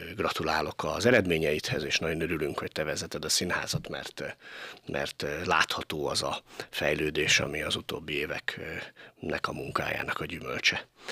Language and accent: Hungarian; Pécs, Baranya, Hungary; moved away as an adult; also born or lived in Kaposvár; Én Pécsi voltam, Pécsi vagyok és Pécsi leszek